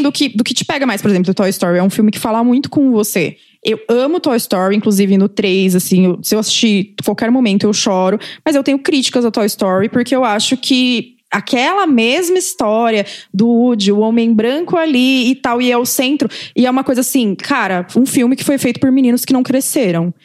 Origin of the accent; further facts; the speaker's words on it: Brazil; como brasileiros